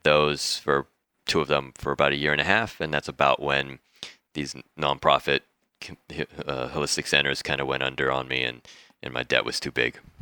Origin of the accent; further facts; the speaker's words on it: San Diego, California, United States; moved away as an adult; also born or lived in Mexico; now in Bali, Indonesia; San Diego, California, that's where I grew up. I was born in Mexico, but left when I was, like, nine months old